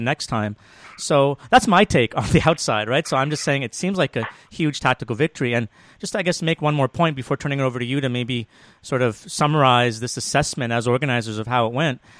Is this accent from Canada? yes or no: yes; Toronto, Ontario, Canada; I'm from Toronto.